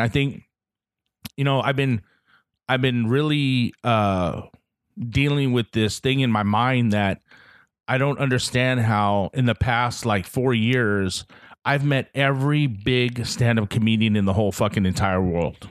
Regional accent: Guam; moved away; I'm from Guam, I'm from this small little island in the middle of nowhere

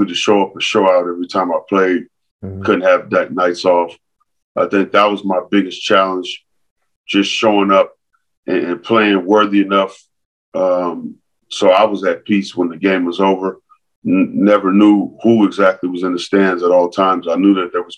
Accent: Los Angeles, California, United States; growing up in San Pedro

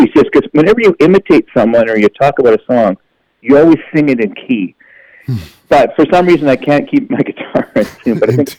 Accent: Canada; that's the reality of touring as a Canadian musician.

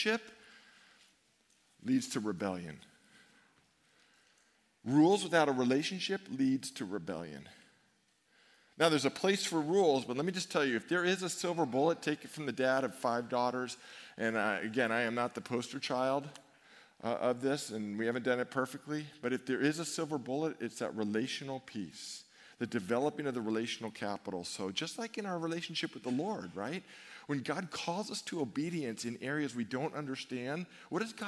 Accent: Novato, California, United States; growing up in Novato, 536 Stone Drive, great home

